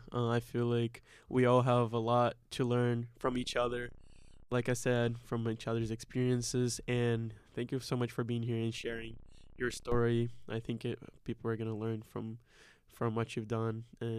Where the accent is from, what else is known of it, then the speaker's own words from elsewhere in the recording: Brazil; moved away; we moved from Brazil, which is totally different, and now we adapted to the culture here and everything. So I feel like I've grown a lot since I've moved from Brazil, you know? Being by myself, being in a different country